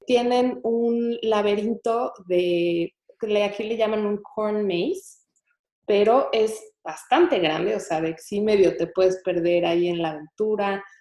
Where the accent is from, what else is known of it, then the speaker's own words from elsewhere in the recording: Mexico; moved away as an adult; now in Houston, United States; en México siempre de chiquitos sí salimos a pedir Halloween